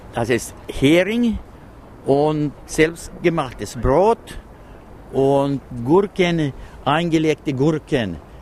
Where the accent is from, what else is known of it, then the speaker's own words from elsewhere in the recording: Pellinge, Uusimaa, Finland; Wir kommen aus Pellinge, außerhalb Porvo, eine Stadt 50 Kilometer ostwärts von Helsinki und von den äußeren Scheren